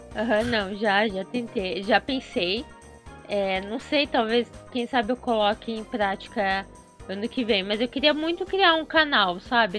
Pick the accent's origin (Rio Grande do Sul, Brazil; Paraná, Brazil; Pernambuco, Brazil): Paraná, Brazil; Curitiba; eu sou de Curitiba